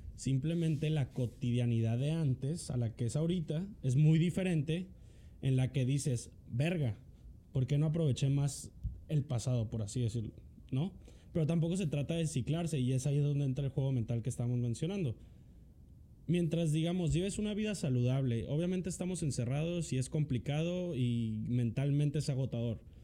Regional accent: Mexico; nosotros como mexicanos, vamos a llamarnos, o sea, pues sí, mexicanos

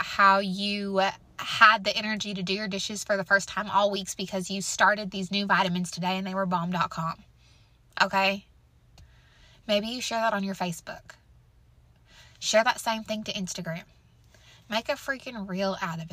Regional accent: Missouri, United States; I'm from Missouri

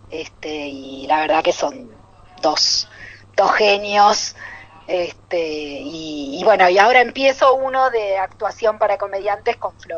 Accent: Buenos Aires, Argentina; Yo de Caballito.

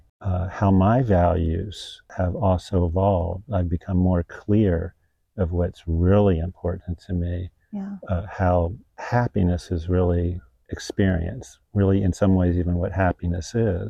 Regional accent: Miami, Florida, United States; I grew up in Miami, which is a pretty real city.

